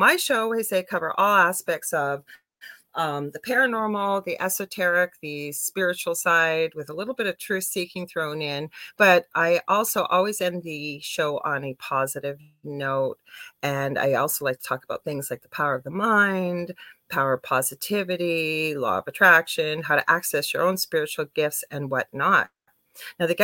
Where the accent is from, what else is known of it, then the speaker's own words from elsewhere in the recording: Canada; I'm a Canadian clairvoyant medium